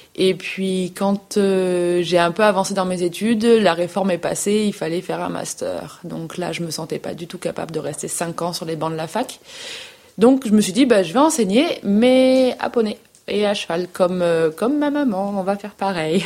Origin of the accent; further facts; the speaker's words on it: Nîmes, Occitania, France; moved away as an adult; je suis née à Nîmes. Euh, euh, dans le sud. Donc euh, j'ai vécu 18-19 ans à Nîmes, où j'ai fait toutes mes études.